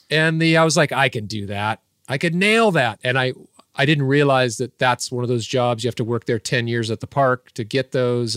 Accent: Irvine, California, United States; growing up in Orange County, California, uh, in the mean streets of Irvine

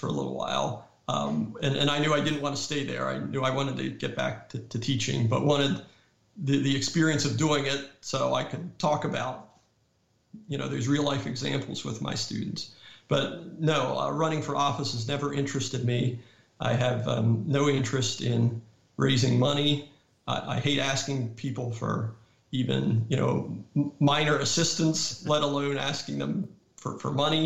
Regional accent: Pennsylvania, United States; moved away; also born or lived in North Carolina; I grew up a New York Yankees fan because I grew up in Pennsylvania

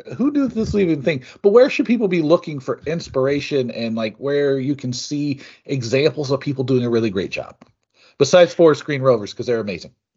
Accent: Seattle, Washington, United States; moved away; also born or lived in Bremerton, Washington; my hometown of Seattle. I was born in Bremerton, right across the Puget Sound

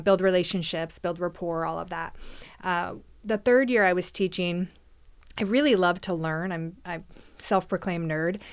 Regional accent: McMinnville, Oregon, United States; moved away as an adult; also born or lived in Newberg, Oregon; now in Canby, United States; I was born and raised in McMinnville, so another small town.

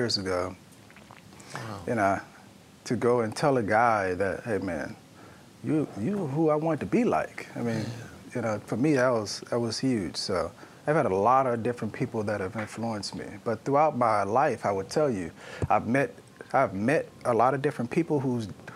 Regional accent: Louisiana, United States; also born or lived in New Orleans; growing up in Louisiana

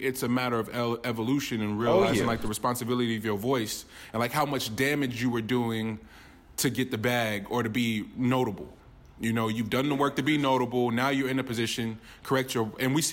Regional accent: Richmond and Oakland, California, United States; We grew up, we're all from Richmond and Oakland.

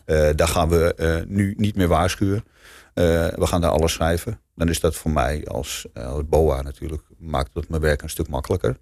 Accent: Amsterdam, North Holland, Netherlands; moved away; ik kom sowieso oorspronkelijk ook uit Amsterdam. Eh, wat dat betreft ben ik gewoon een Amsterdamse schoffie ook

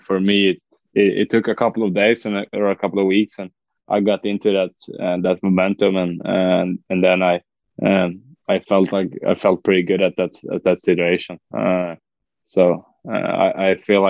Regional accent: Västerås, Västmanland, Sweden; we're staying home here in Västerås in my hometown.

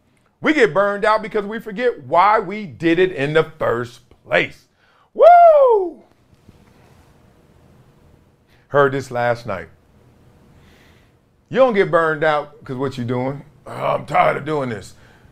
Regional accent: Brooklyn, New York, United States; I'm from Brooklyn.

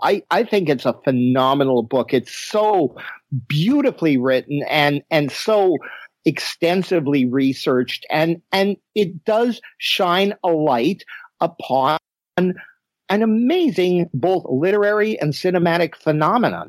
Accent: Winnipeg, Manitoba, Canada; moved away as an adult; I was born and raised in Winnipeg

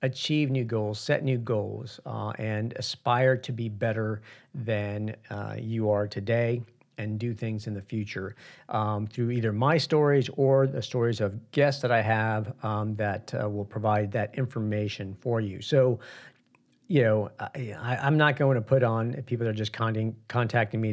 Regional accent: New York City, New York, United States; moved away; I was born in Queens in New York, and I haven't been back probably in about 30 years

